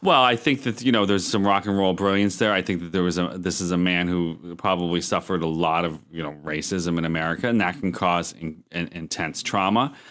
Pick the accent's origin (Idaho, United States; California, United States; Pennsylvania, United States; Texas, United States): Pennsylvania, United States; Erie; my hometown of Erie